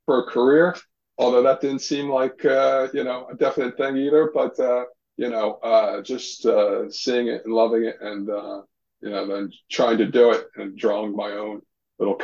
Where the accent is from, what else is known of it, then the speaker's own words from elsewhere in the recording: West Trenton, New Jersey, United States; I grew up in West Trenton in New Jersey